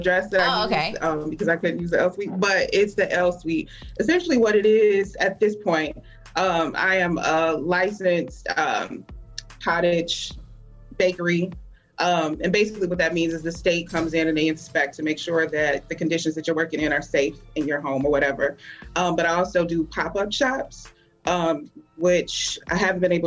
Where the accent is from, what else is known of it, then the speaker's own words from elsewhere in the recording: Toledo, Ohio, United States; I'm from Toledo, actually, born and raised here in Toledo